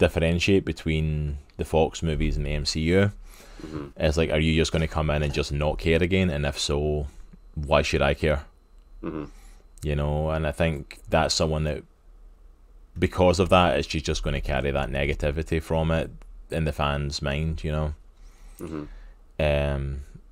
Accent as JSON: {"language": "English", "region": "Scotland", "country": "United Kingdom", "said": "I'm Scottish"}